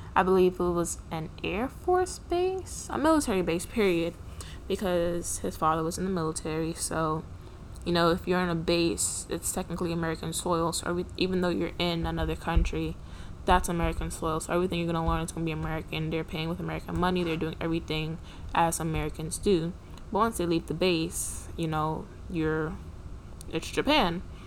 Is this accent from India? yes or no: no; Trinidad & Tobago; I'm Trinidadian